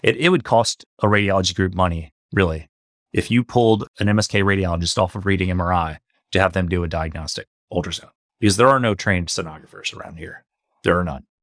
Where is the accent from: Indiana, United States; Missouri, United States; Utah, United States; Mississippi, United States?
Missouri, United States; St. Louis; I grew up in Saint Louis, uh, come from a working class family.